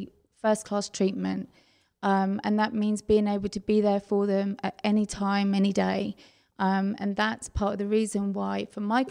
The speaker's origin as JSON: {"language": "English", "region": "England", "country": "United Kingdom", "tie": "born or raised there", "moved": "as an adult", "lives_now": "Texas, United States", "said": "growing up in England, it's a little bit different"}